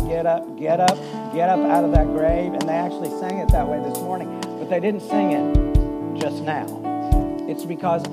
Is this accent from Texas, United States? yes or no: yes; Texas, United States; Growing up in Texas